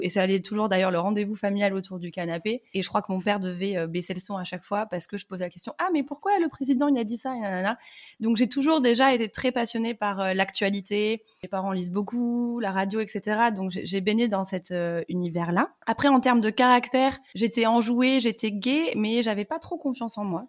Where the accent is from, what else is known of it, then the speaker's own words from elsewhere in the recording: Bordeaux, Nouvelle-Aquitaine, France; moved away as an adult; now in Antibes, France; je suis bordelaise, j'ai les mêmes amis depuis des années, j'ai papa et maman, et euh, là, ben, je me dis, euh, ah non, mais impossible de quitter Bordeaux